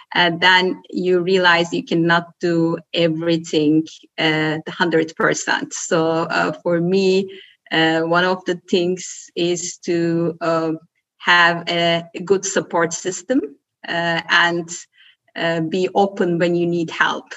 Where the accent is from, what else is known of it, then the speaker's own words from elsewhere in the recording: Turkey; moved away as an adult; also born or lived in Belgium; now in Germany; I'm born and raised in Turkey, spent half of my life in my home country and the other half living in uh, living abroad in Belgium and Germany